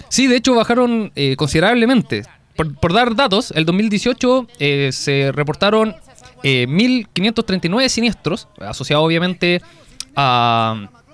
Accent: Chile; now in Concepción, Chile; como buen chileno

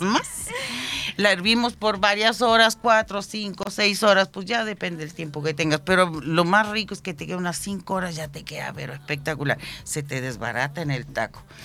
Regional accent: Lázaro Cárdenas, Michoacán, Mexico; now in Chile; somos de Michoacán, de México, de Ciudad Lázaro Cárdenas, puntualmente.

